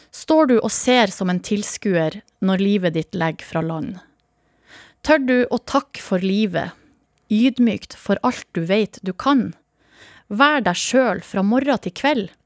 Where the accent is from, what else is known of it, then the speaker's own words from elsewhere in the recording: Hamarøy, Nordland, Norway; så er det veldig ofte Hamarøy og hjemstedet mitt som dukker opp.